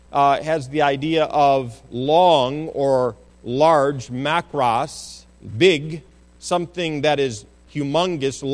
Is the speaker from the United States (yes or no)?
yes; United States; as American citizens